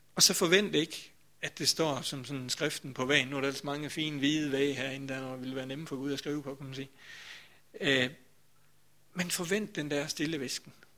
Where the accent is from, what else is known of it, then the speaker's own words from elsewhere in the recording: Grindsted, Southern Denmark, Denmark; dengang jeg sådan var, ja det ved jeg ikke, 15-20 år eller sådan noget, der kom jeg også i Vestermarkskirken